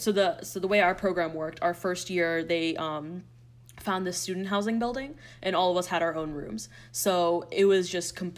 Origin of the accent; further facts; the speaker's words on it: United States; moved away as an adult; I was born and raised in the States